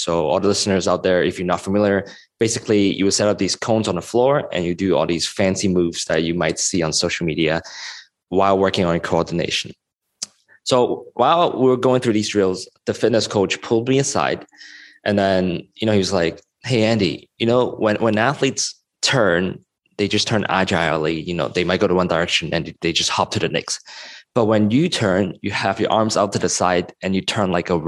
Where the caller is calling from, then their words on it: Hong Kong; I'm calling in from Hong Kong at the moment